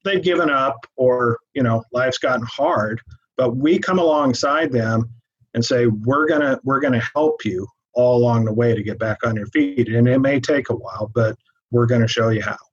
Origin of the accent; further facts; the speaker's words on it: Everett, Washington, United States; moved away as an adult; now in Tri-Cities, United States; originally, we're from the Everett area.